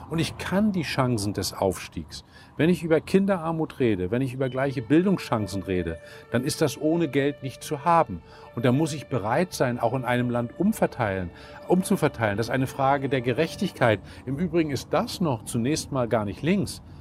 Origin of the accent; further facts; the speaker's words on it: Northern Germany, Germany; Ich komme aus dem Norden.